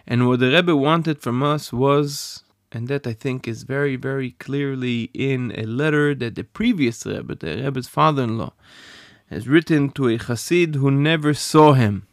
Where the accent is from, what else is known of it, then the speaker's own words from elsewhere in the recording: Safed, Northern District, Israel; I grew up in Sfat